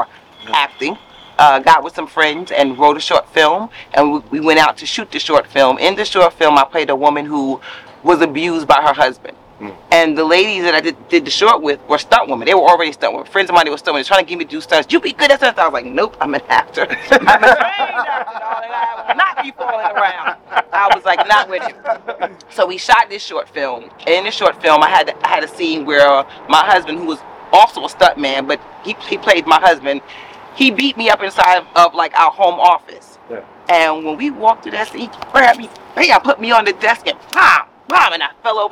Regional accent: New York City, New York, United States; moved away as an adult; now in California, United States; I'm from Queens, born and raised. I'm a Queens girl, Jamaica Queens

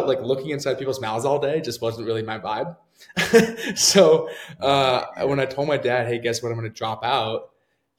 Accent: Canada; moved away; I'm from Canada originally

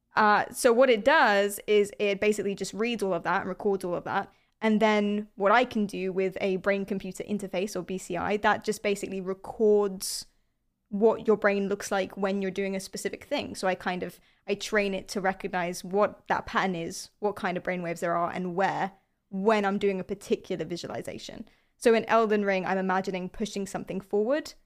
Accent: London, United Kingdom; I'm from London.

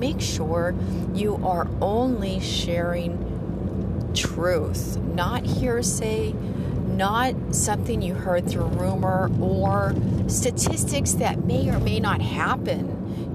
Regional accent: the Ozarks, southern Missouri, United States; moved away as an adult; now in San Diego, United States; I grew up on a farm in southern Missouri uh, in the Ozarks

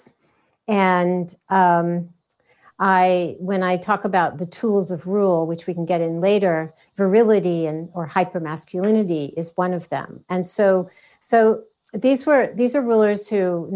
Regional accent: United States; as an American

